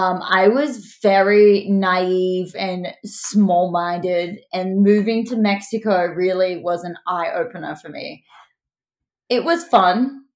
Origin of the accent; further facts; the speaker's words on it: Newcastle, New South Wales, Australia; moved away as an adult; now in Sydney, Australia; From Newcastle. So still in Australia, but it's about 2 hours north of Sydney. And it's kind of like a beachy, small to like large sized city.